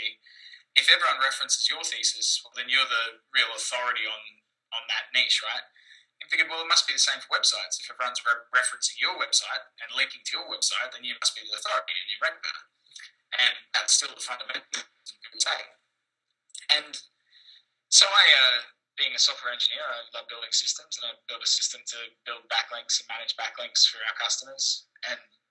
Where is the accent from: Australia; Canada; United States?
Australia; moved away as an adult; also born or lived in London / Russia / Phnom Penh, Cambodia; now in Philippines; I'm Australian, studied software engineering, moved to London to work in finance